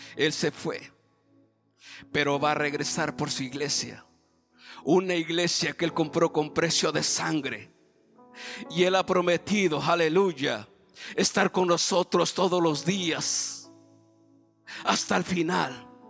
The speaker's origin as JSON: {"language": "Spanish", "region": "Oaxaca", "country": "Mexico", "moved": "yes", "said": "en el camino cuando me bajé del avión a la ciudad de Oaxaca, agarramos un taxi para, para mi tierra, son como cinco horas."}